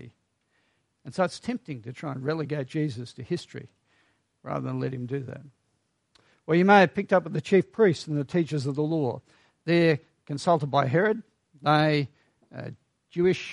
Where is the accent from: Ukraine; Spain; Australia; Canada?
Australia; We are Australian after all